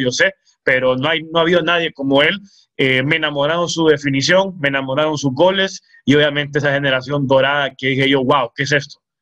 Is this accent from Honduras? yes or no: yes; El Progreso, Yoro, Honduras; moved away as an adult; now in Tegucigalpa, Honduras; soy oriundo del Progreso y Oro